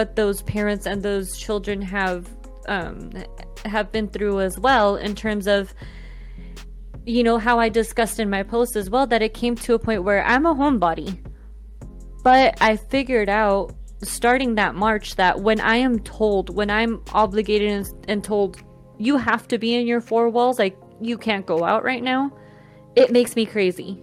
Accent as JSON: {"language": "English", "country": "Colombia", "moved": "yes", "said": "my home country of Colombia"}